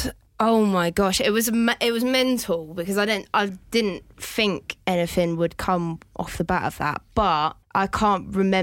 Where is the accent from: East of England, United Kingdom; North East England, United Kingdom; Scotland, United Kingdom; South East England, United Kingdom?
South East England, United Kingdom; Chatham; I'm a Chatham girl through and through.